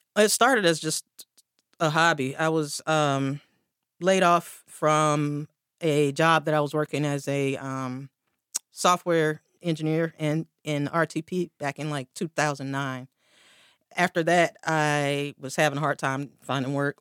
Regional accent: Durham, North Carolina, United States; also born or lived in South Korea; I was born and raised in Durham

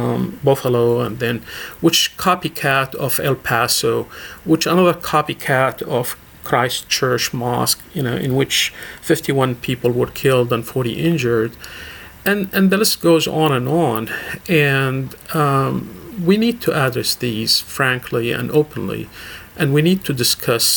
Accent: Damascus, Damascus Governorate, Syria; moved away as an adult; also born or lived in Murfreesboro, Tennessee; now in United States; I left my country 40 years ago. I was born and raised in Damascus, Syria

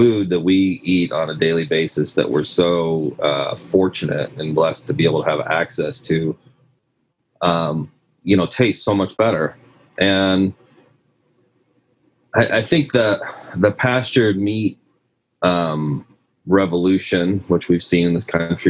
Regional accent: Midwest, United States; moved away as an adult; also born or lived in California; we're both from the Midwest

